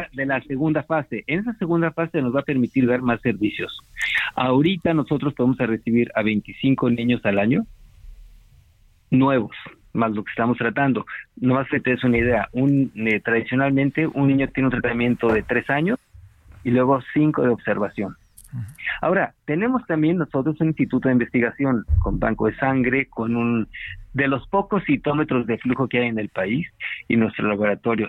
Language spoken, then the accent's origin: Spanish; Mexico; todos los miembros del consejo somos requete mexicanos